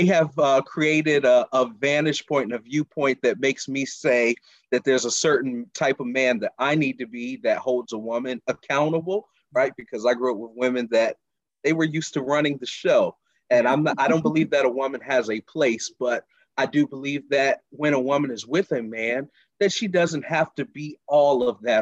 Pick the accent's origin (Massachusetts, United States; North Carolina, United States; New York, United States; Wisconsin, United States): North Carolina, United States; Charlotte; moved away as an adult; now in Baltimore, United States; I'm originally from Charlotte, North Carolina. I've been in the Baltimore area for the last almost 3 years